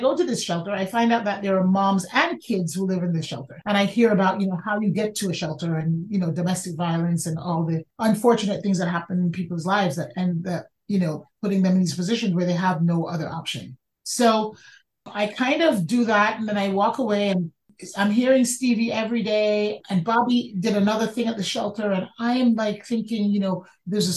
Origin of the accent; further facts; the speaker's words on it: New York City, New York, United States; I grew up in the Bronx